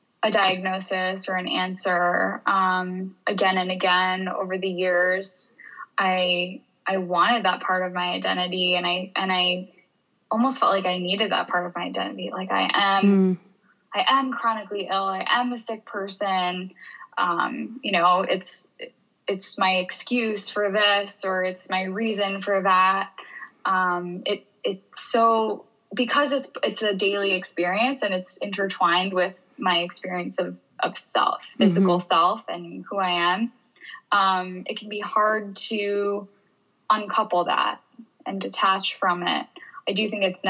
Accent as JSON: {"language": "English", "region": "New York", "country": "United States", "tie": "born or raised there", "moved": "as an adult", "lives_now": "Boulder, United States", "said": "I was raised in New York"}